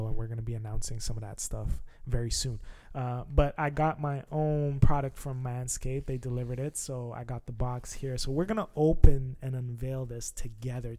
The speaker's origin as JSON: {"language": "English", "country": "Canada", "said": "I'm from Canada"}